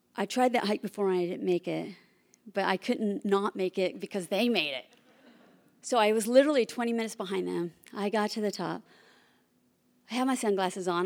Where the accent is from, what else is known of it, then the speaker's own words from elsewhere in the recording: Bay Area, California, United States; also born or lived in Oklahoma; I was born and raised in the Bay Area